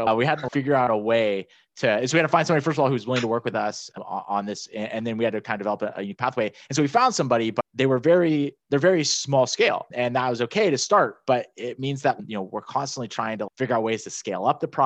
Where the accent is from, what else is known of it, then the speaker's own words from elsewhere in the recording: Northern California, United States; moved away as an adult; also born or lived in Miami; I'm originally from Northern California.